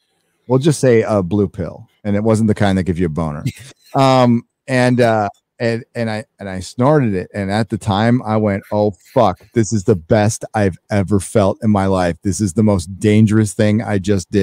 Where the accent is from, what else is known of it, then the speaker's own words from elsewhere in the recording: Encinitas, California, United States; my hometown, Encinitas